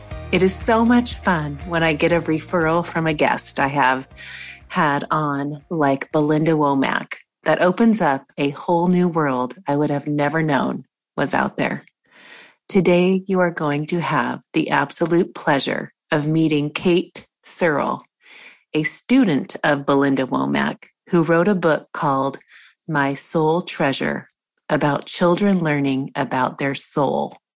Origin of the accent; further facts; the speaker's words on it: Washington, United States; moved away; also born or lived in Montana; I lived in, I grew up in Washington State.